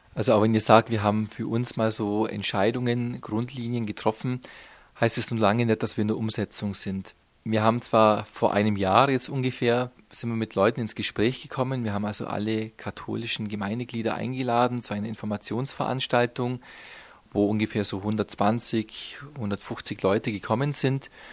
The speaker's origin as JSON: {"language": "German", "town": "Memmingen", "region": "Bavaria", "country": "Germany", "also_born_or_lived": "Rhineland", "said": "als Schwabe, ich komme ja aus dem Unterallgäu, aus Memmingen"}